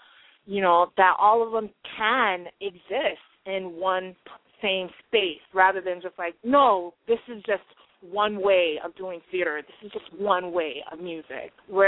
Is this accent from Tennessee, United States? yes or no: no; Utah, United States; also born or lived in Tonga; And, you know, and we're not native New Yorkers. Erica comes from Texas. I come from Utah via Tonga.